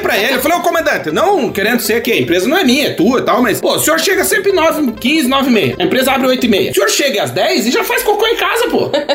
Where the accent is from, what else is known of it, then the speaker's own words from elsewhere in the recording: Brazil; moved away as an adult; a gente nunca vai deixar de ser brasileiro